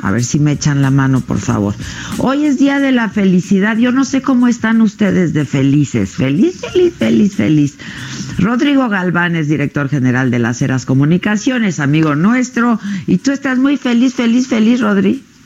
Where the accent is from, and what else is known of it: Mexico